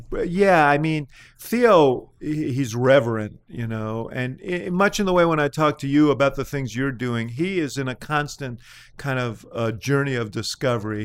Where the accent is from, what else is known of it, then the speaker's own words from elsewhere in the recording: New York, United States; now in Chicago, United States; I came from New York